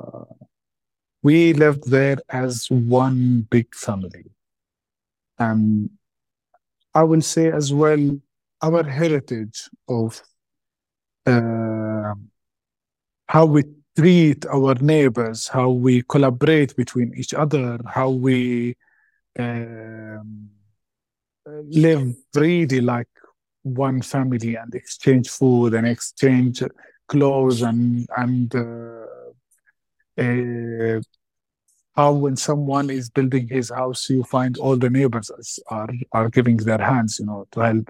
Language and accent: English; Palestine; growing up in a society like a refugee camp. I will say there's a very confusing feeling about this place, because it's where I grown up, it's where I raised, but it's not my home.